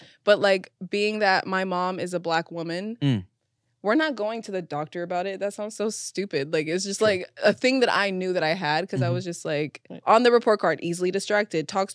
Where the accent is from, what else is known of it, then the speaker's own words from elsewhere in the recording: Gardena, California, United States; also born or lived in Carson, California / Wilmington, California; I grew up in Gardena, like living there for most of my life